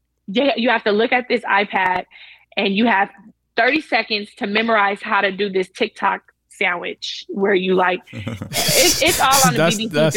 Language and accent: English; United States; also born or lived in Florida / Los Angeles; as the American on the show